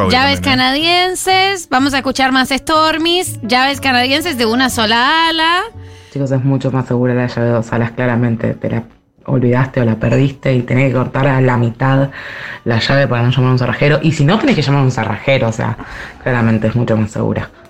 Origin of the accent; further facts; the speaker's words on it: Uruguay; now in New York, United States; Soy uruguaya, pero vivo en Nueva York.